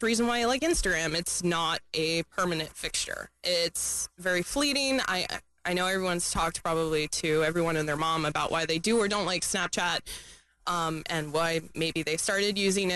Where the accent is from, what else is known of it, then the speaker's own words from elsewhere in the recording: Ocean City, Maryland, United States; moved away as an adult; now in Florida, United States; I grew up in Maryland